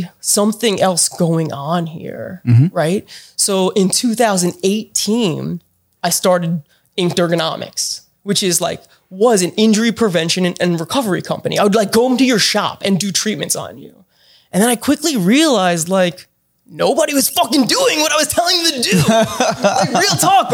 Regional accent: Long Island, New York, United States; moved away as an adult; now in Pensacola, United States; I grew up on Long Island, right? So I'm like from New York

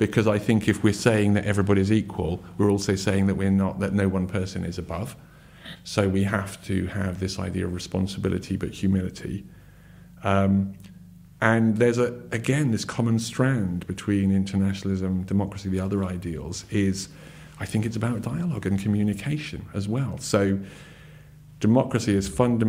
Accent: United Kingdom; also born or lived in Surrey, England; as a British person living in Surrey in England

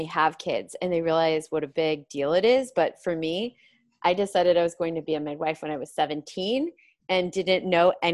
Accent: Oregon, United States; moved away as an adult; also born or lived in Utah; I'm from Oregon

